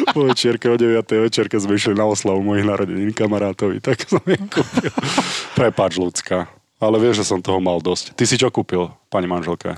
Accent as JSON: {"language": "Slovak", "country": "Slovakia", "said": "ako každý Slovák"}